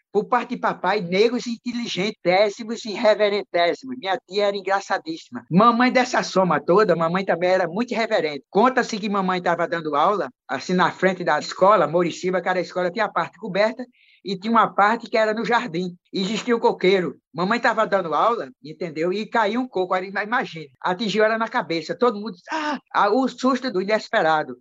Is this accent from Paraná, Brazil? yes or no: no; João Pessoa, Paraíba, Brazil; em João Pessoa, né, onde eu sou, sou da Paraíba